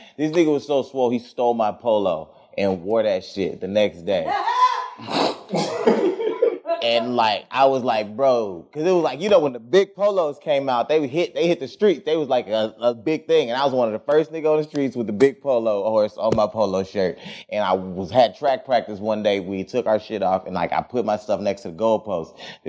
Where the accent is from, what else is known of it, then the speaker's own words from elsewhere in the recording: Quail Valley, Texas, United States; I was in Quail Valley.